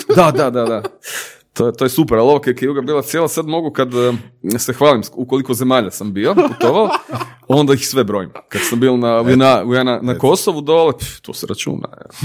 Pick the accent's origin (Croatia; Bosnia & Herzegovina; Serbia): Croatia; Zagreb, City of Zagreb; ja sam rođen kraj placa u Branimirove